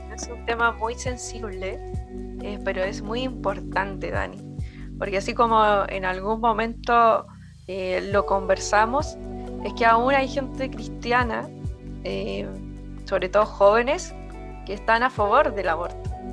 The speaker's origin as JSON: {"language": "Spanish", "country": "Chile", "said": "como chileno diría"}